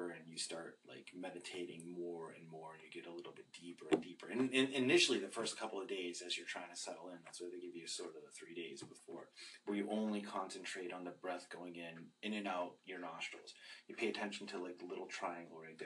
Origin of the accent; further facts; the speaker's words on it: Boston, Massachusetts, United States; moved away; I'm not from Brooklyn, I'm from Boston.